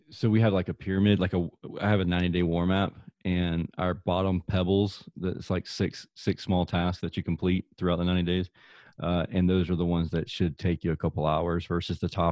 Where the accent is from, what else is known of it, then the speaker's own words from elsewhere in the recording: Southern United States, United States; accent: deep Southern; my deep Southern accent